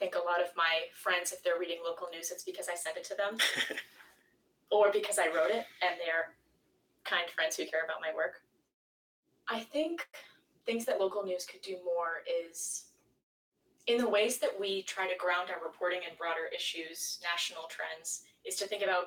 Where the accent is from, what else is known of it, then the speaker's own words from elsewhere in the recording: Gilford, New Hampshire, United States; I grew up in Guilford. I still live in Guilford.